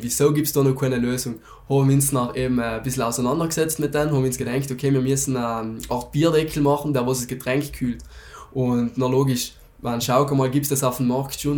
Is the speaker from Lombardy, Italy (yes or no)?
no; South Tyrol, Trentino-Alto Adige, Italy; bei uns in Südtirol